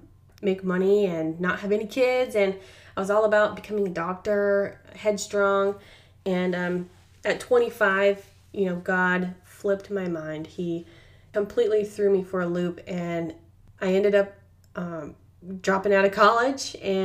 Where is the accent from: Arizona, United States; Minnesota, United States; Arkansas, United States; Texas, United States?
Arizona, United States; I am from Arizona.